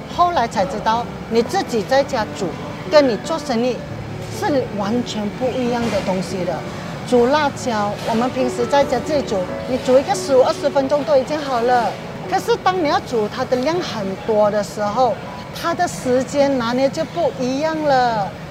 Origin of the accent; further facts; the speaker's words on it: George Town, Penang, Malaysia; moved away as an adult; also born or lived in Doha, Qatar; now in Singapore; 我来自槟城，槟局在新加坡已经有二十二年了。原本呢，我是一名空姐，现在我在巴西Reef经营一个小贩的摊位